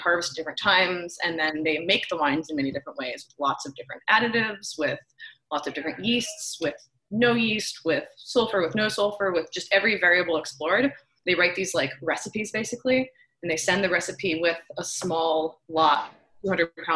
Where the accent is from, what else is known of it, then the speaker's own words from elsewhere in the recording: outside of Philadelphia, Pennsylvania, United States; now in Sebastopol, United States; I'm actually from outside of Philadelphia